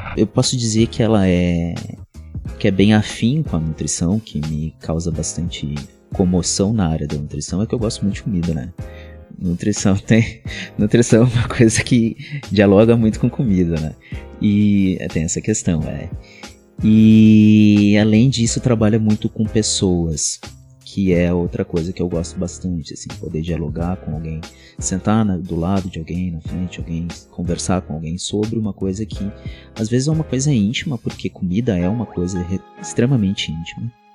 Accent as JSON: {"language": "Portuguese", "town": "São Jerônimo", "region": "Rio Grande do Sul", "country": "Brazil", "tie": "born or raised there", "moved": "yes", "said": "lá na minha cidade natal, que é São Jerônimo"}